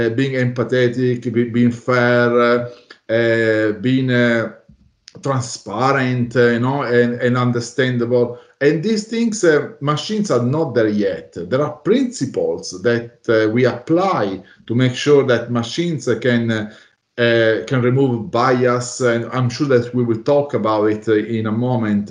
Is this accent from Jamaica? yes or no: no; Italy; now in Melbourne, Australia; I'm based in Melbourne, Australia, although I'm originally from Italy